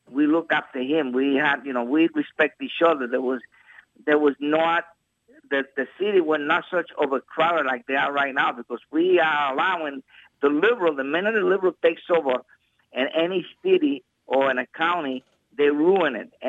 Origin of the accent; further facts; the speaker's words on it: Boston, Massachusetts, United States; I grew up in Boston